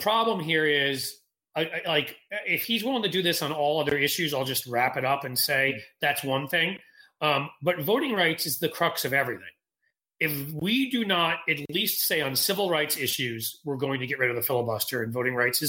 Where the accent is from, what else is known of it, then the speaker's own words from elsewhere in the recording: Ohio, United States; I'm from Ohio